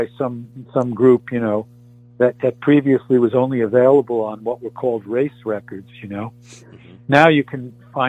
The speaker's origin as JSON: {"language": "English", "town": "New York City", "region": "New York", "country": "United States", "tie": "born or raised there", "said": "Growing up in New York City, we only got, you know, they only played a song on WMCA or WABC"}